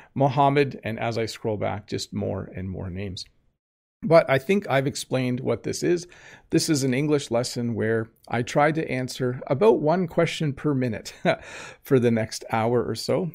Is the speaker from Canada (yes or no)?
yes; Southern Ontario, Canada; I'm from Southern Ontario. I'm from the province of Ontario in Canada